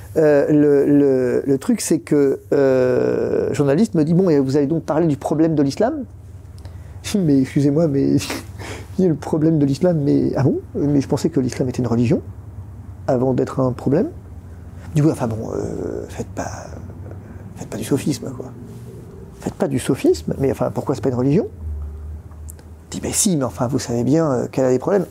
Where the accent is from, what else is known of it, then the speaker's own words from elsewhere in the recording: France; on est français